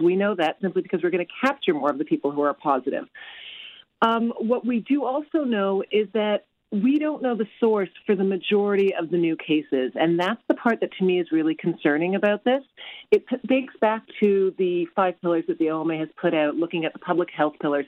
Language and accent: English; Canada; being Canadian